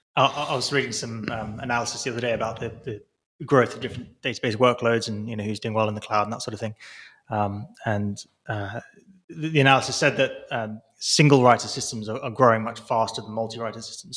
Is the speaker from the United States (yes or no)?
no; Milton Keynes, South East England, United Kingdom; moved away; that's where I'm from. This is my hometown. I was born about a mile up, up the road from he, where, where, where I'm stood